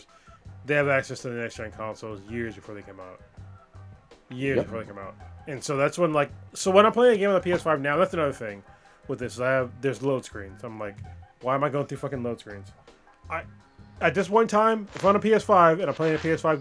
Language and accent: English; United States; I'm American